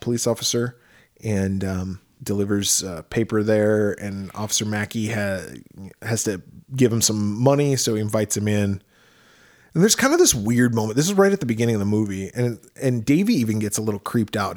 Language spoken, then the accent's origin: English; Midwest, United States; now in Arizona, United States; grew up in the Midwest